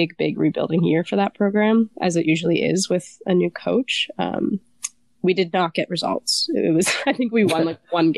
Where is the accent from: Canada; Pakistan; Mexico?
Canada; Calgary, Alberta; moved away as an adult; also born or lived in Nova Scotia; I grew up in Calgary, so it'd be like -25, snow on the ground.